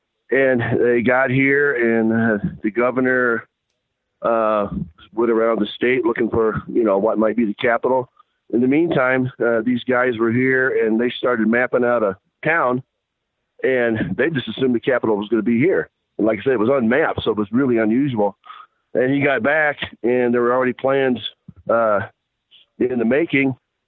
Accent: Michigan, United States; moved away as an adult; also born or lived in Navajo Reservation; I grew up in Michigan

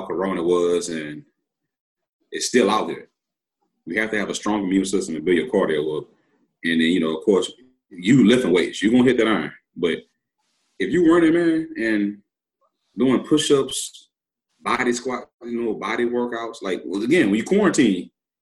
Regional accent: Baton Rouge, Louisiana, United States; I grew up in Baton Rouge, Louisiana

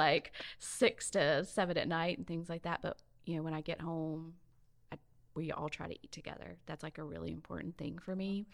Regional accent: Mobile, Alabama, United States; moved away as an adult; also born or lived in Northern California / Oregon / Jacksonville, Florida / Saint Augustine, Florida; now in Ocean Springs, United States; growing up in Mobile

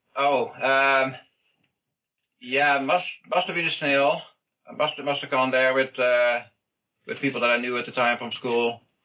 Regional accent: Netherlands; moved away; back in Holland, where I'm from

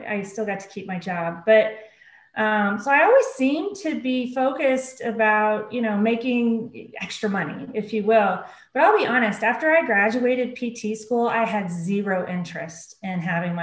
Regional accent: Oklahoma City, Oklahoma, United States; I grew up in Oklahoma City, grew up in a single parent home with one older brother

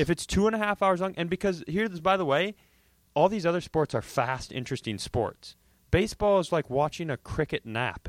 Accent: Worthington, Minnesota, United States; also born or lived in Los Angeles; I grew up in Worthington, Minnesota

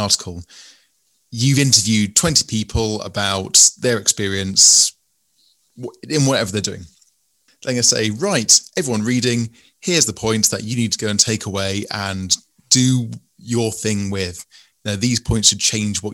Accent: England, United Kingdom; you can tell from my voice I'm English

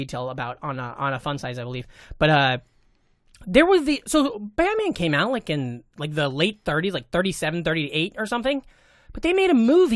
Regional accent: Glenwood, United States; moved away; It's my Glenwood Rams T-shirt, my hometown.

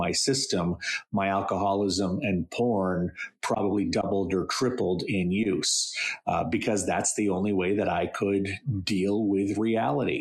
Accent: central Maine, United States; I grew up in central Maine

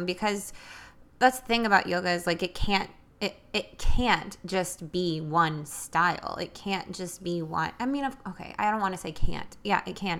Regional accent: New York City, New York, United States; now in Nashville, United States; I was born in New York City and I grew up with a family of immigrants

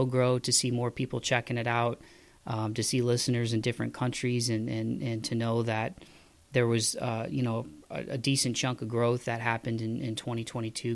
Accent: Midwest, United States; I'm from the Midwest

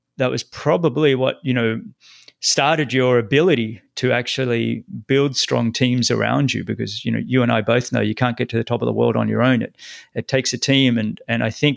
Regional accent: Australia

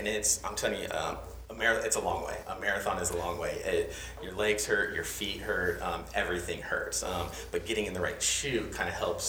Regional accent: Port Charlotte, Florida, United States; now in Greenville, United States; I grew up in Florida, Southwest Florida, little town called Port Charlotte. So it's south of Tampa, north of Fort Myers, right?

